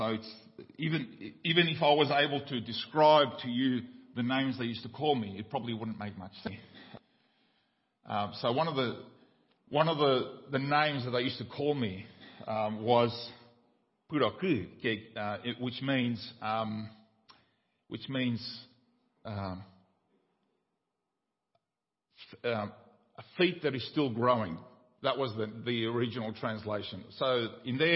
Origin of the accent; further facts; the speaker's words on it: Paraguay; moved away; when I grew up in Paraguay